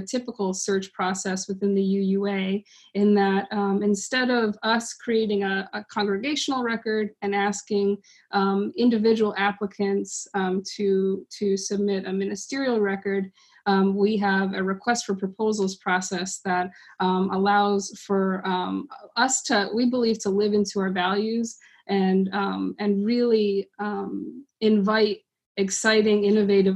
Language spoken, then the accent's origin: English; New England, United States; moved away as an adult; now in North Carolina, United States; I am a lifelong New Englander who will be experiencing my very first non-New England spring here in North Carolina